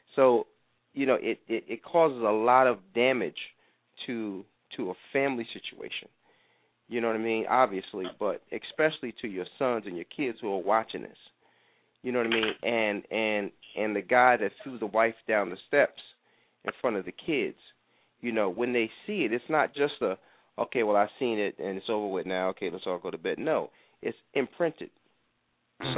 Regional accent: New York, United States; growing up in New York

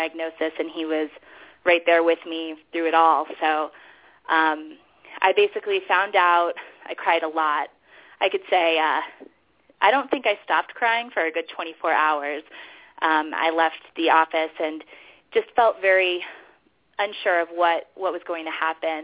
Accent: Denver, Colorado, United States; born or raised there; moved away as an adult; also born or lived in New York

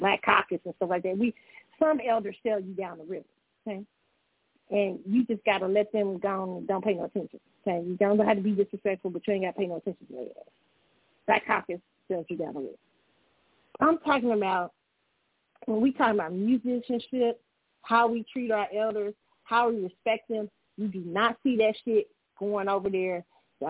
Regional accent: Kansas City, Missouri, United States; moved away; Every time I come to my hometown, I try to go to the baseball museum.

